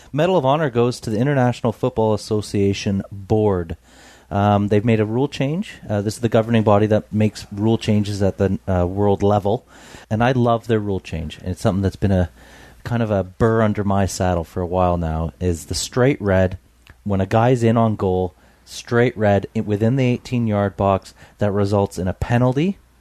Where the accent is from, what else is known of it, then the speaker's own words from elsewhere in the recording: British Columbia, Canada; us growing up in Tawas in British Columbia